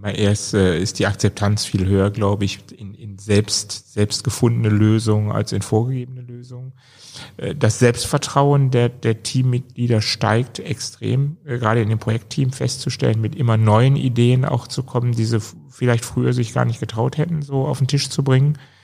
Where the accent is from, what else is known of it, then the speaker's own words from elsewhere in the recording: Germany; wir hatten da so ein bisschen Narrenfreiheit als Deutsche